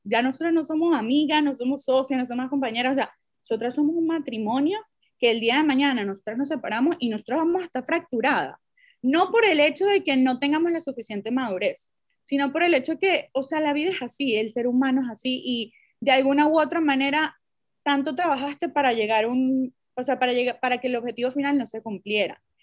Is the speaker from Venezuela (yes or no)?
yes; Venezuela; muchas somos venezolanas, cada quien ha tenido sus experiencias diferentes, bien sea en diferentes países o en diferentes culturas, porque en verdad en Venezuela nosotros somos multiculturales